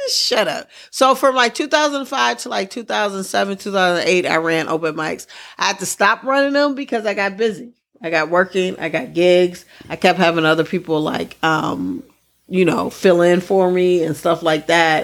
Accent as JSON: {"language": "English", "region": "Midwest", "country": "United States", "said": "I'm from the Midwest"}